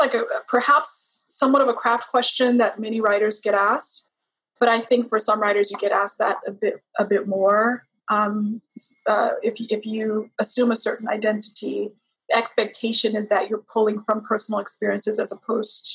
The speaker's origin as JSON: {"language": "English", "region": "Texas", "country": "United States", "also_born_or_lived": "Liberia / New York", "moved": "as an adult", "said": "I would initially say Texas, specifically when I moved to New York"}